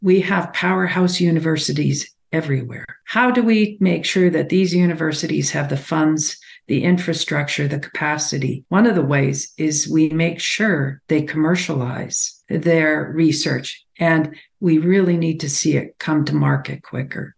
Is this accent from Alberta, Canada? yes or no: yes; Alberta, Canada; I come from Alberta, so I have a perspective here